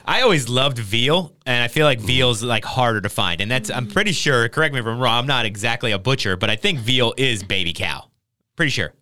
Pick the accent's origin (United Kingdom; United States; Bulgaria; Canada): United States; Trenton, New Jersey; moved away; I grew up in Trenton, New Jersey